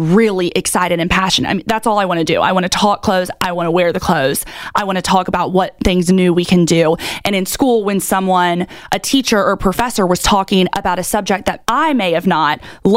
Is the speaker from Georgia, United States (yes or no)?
yes; Augusta, Georgia, United States; now in Charleston, United States; I'm from Augusta, Georgia